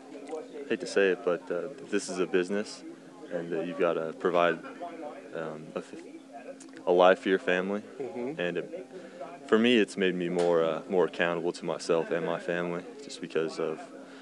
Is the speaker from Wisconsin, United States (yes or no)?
no; Idaho, United States; Idaho. So we didn't get to play year-round or anything, but it was just something I loved.